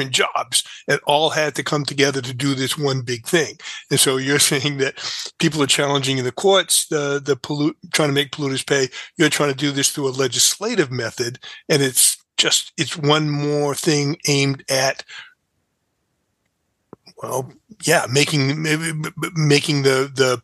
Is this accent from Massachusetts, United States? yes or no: yes; New Bedford, Massachusetts, United States; I grew up in New Bedford, which has one of the biggest Superfund sites